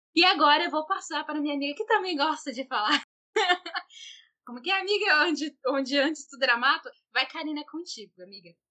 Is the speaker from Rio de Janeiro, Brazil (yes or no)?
no; Cuiabá, Mato Grosso, Brazil; nós somos de Cuiabá, MT.